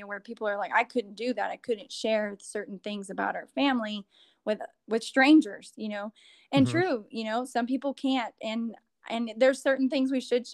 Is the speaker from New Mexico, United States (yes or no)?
yes; southeastern New Mexico, United States; I grew up in New Mexico, southeastern New Mexico